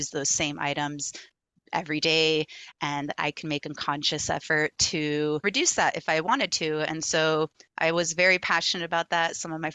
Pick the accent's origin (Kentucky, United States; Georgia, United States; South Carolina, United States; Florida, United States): Florida, United States; Miami Beach; moved away as an adult; also born or lived in Chapel Hill, North Carolina; now in North Carolina, United States; growing up in Miami Beach